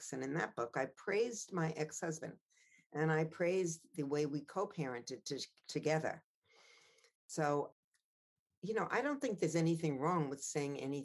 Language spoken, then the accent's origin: English; Long Island, New York, United States; I knew I was a privileged girl living on Long Island, not growing up in Amsterdam